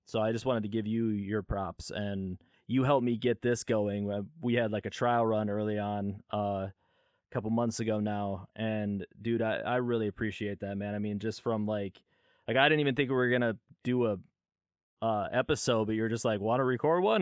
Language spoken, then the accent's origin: English; California, United States; I was born in California